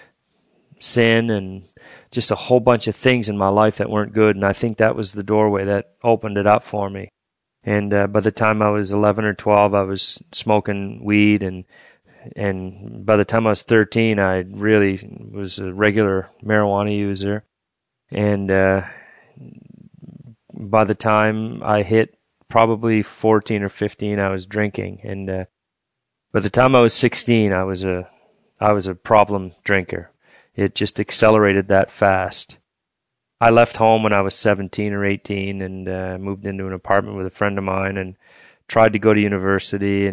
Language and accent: English; Fredericton, New Brunswick, Canada; also born or lived in Woodstock, New Brunswick; I'm from the St. Mary's Reserve here in Fredericton. I'm a Maliseet native from New Brunswick. I was born in Woodstock, on the Woodstock First Nation, and we moved here when I was just a little baby, so I've pretty much been here my whole life